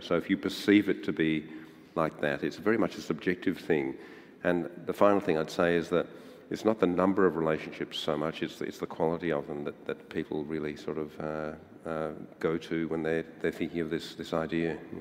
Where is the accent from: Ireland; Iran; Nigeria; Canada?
Ireland; now in Australia; I was born in Ireland